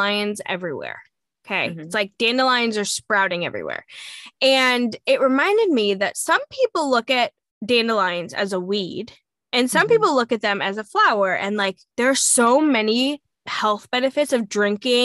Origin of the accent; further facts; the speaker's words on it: Montauk, New York, United States; I'm from Montauk